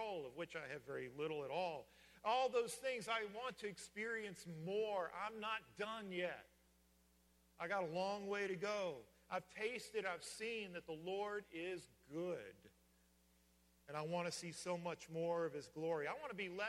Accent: Virginia, United States; moved away; in Virginia, we used to say, grab a hold of it

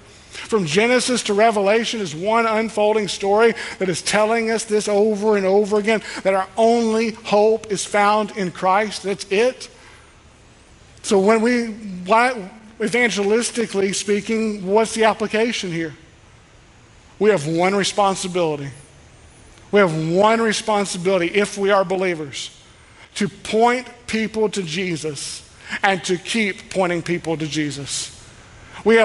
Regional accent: Kentucky, United States; We're from Kentucky.

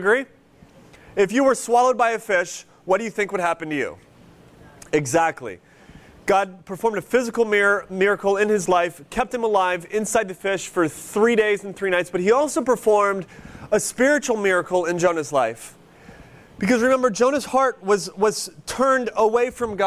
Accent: near Cleveland, Ohio, United States; moved away; When I grew up near Cleveland

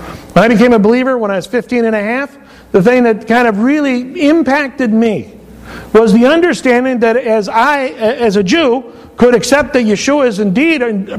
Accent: Northern California, United States; moved away; I come from Northern California and there's vineyards and there's all kinds of orchards, you know, on the north side of San Francisco

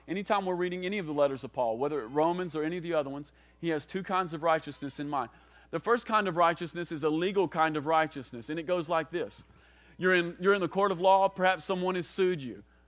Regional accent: Kentucky, United States; most of us growing up in the South, most of us growing up in Kentucky especially, we, we've grown up with a certain kind of gospel

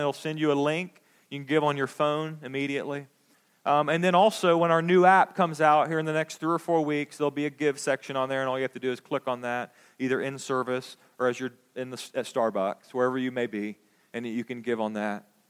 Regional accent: United States; we as American Christians

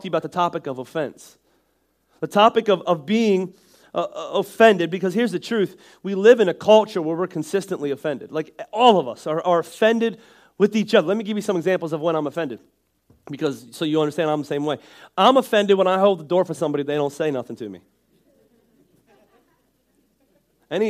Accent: Northeast, United States; I'm from the Northeast and that's just where we talk from.

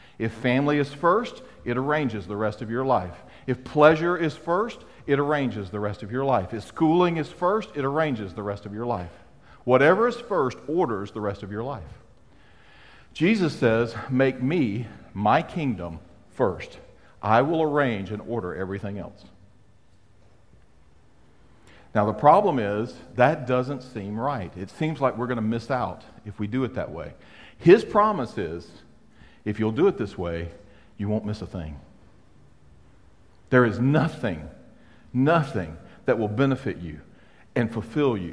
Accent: South Mississippi, United States; I'm from South Mississippi

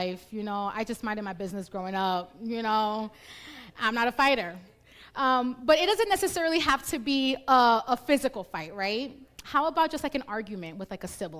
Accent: New York City, New York, United States; I was born and raised in the Bronx

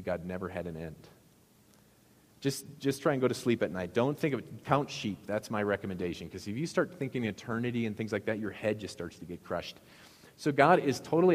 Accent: Midwest, United States; I can't say bag because it's very obvious I'm from the Midwest, so I have to say sack

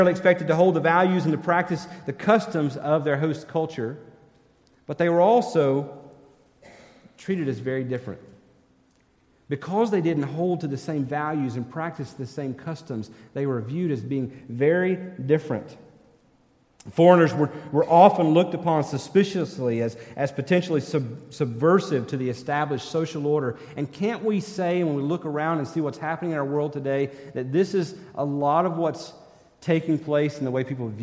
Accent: Minnesota, United States; I'm from Minnesota.

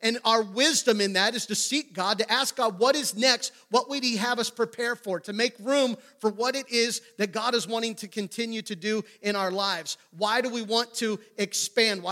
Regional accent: New Oxford, Pennsylvania, United States; my early years growing up in New Oxford, Pennsylvania, right outside of Gettysburg

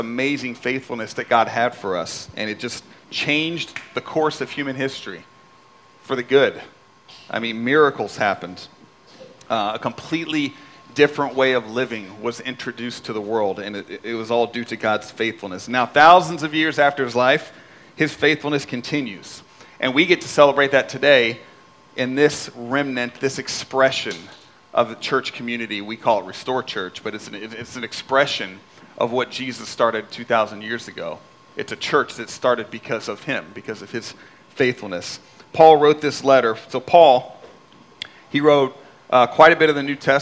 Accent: Indianapolis, Indiana, United States; moved away as an adult; I'm sitting in a coffee shop in my hometown in Indianapolis

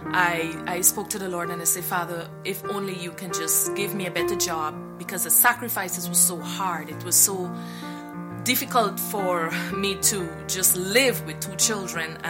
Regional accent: Guyana; moved away; I am from Guyana, South America. I was raised in the church for many years.

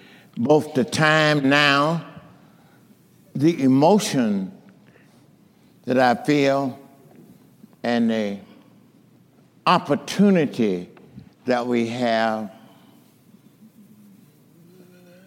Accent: Monrovia, California, United States; growing up in Monrovia, coming to Christ

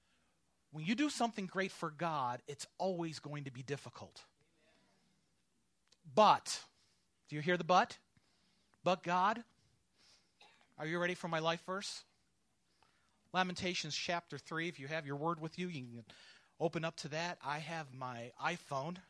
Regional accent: New York, United States; now in Georgia, United States; I'm from New York. My father's from the Bronx

